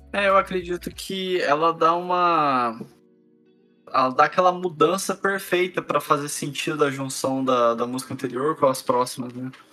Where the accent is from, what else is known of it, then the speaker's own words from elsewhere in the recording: Brazil; nós, como brasileiros